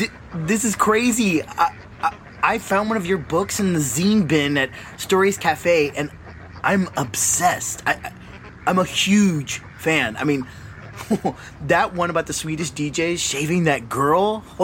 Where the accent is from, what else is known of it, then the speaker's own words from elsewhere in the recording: Chicago, Illinois, United States; I grew up in Chicago, and yes, I love denim.